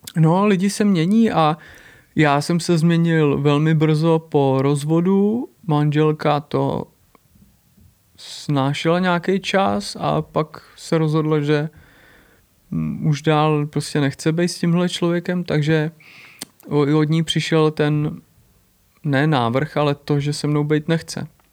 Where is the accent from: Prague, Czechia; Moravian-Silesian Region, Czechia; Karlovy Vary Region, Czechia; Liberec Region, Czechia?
Prague, Czechia; říkám, Praha, Česká republika